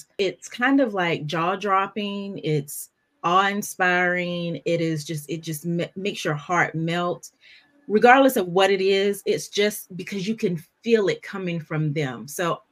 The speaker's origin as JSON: {"language": "English", "region": "North Carolina", "country": "United States", "moved": "yes", "said": "I'm from North Carolina"}